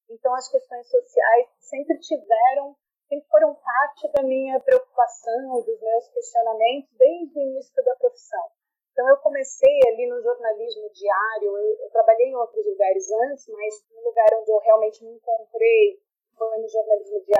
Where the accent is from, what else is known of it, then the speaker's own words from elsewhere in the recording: Santos, São Paulo, Brazil; eu nasci em Santos, de uma família de imigrantes italianos e portugueses.